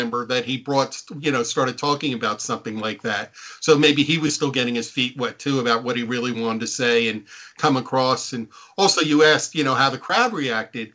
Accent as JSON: {"language": "English", "town": "Neptune", "region": "New Jersey", "country": "United States", "tie": "born or raised there", "said": "I grew up on the Jersey Shore. I grew up in Neptune, which is the town next to Asbury Park."}